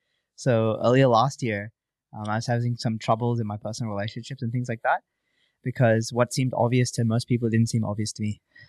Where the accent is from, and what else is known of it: Malaysia; born or raised there; now in Gold Coast, Australia